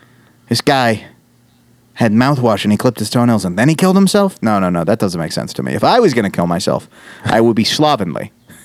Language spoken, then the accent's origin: English; New York, United States; Yeah, so, you know, I grew up in New York. I see the ST, and I just think street, not saint, you know?